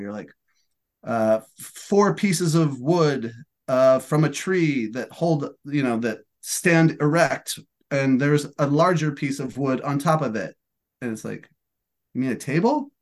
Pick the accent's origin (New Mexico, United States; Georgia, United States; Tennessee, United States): New Mexico, United States; Albuquerque; moved away as an adult; now in California, United States; I'm from Albuquerque, New Mexico, so I was in Albuquerque for Thanksgiving